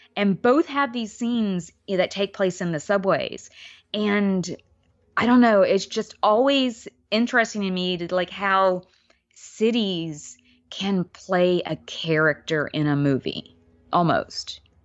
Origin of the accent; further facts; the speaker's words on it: New York, United States; as a New Yorker